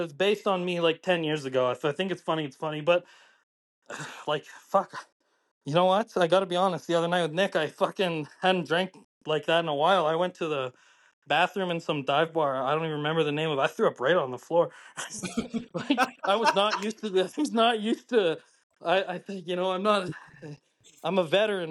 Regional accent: Calgary, Alberta, Canada; I'm originally from Calgary. I was, like, nine years old when the Flames went to the finals

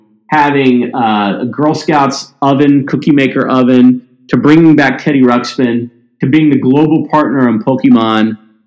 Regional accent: Mississippi, United States; also born or lived in Tennessee; Like I said, I grew up in Mississippi and Tennessee, and I didn't have a real specific vision.

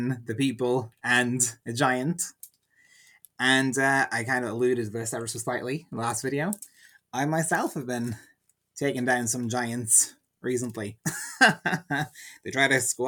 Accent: Ardee, County Louth, Ireland; my hometown is called Oha Urdia, Urdi, the town of Ferdia

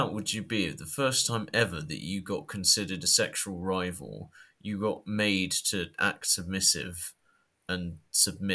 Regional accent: United Kingdom; accent: British; my British accent

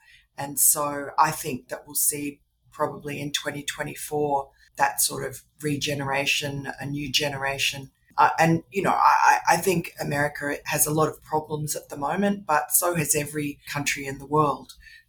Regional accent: Queens, New York, United States; born there; he was a foreign correspondent for the Herald and Weekly Times at the time that I was born in New York, in Queens

